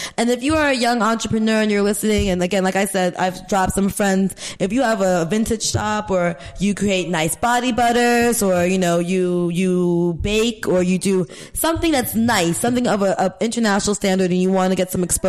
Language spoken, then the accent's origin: English; New York, United States; now in Ghana; I'm a Scorpio from New York.